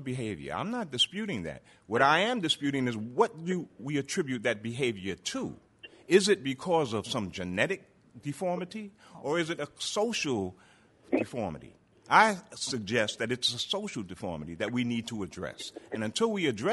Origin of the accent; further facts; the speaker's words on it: New York City, New York, United States; I grew up in Harlem